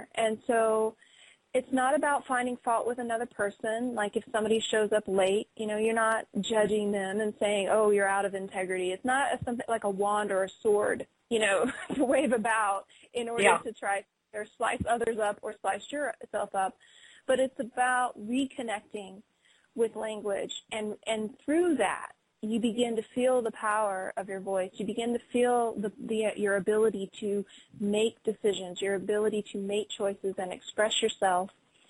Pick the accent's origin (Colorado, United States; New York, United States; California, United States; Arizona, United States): Colorado, United States; I'm from Colorado.